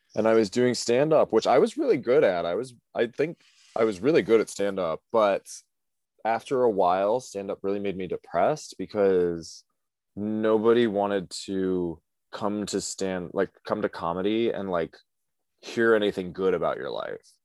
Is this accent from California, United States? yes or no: no; Cleveland area, Ohio, United States; moved away as an adult; now in New York, United States; I'm from Ohio originally